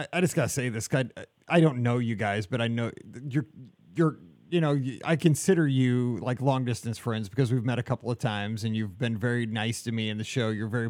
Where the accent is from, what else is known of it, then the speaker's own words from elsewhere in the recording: Columbia, Missouri, United States; we know Mizzou, like we're practically from Columbia. We know that town.